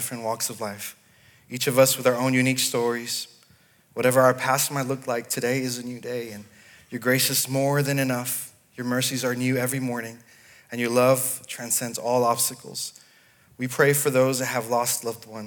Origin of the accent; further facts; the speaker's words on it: Los Angeles, California, United States; moved away as an adult; also born or lived in Dallas, Texas / Nashville area, Tennessee / Sydney, Australia; now in Clarksville, United States; I was born in LA, in California, and we did not move to Clarksville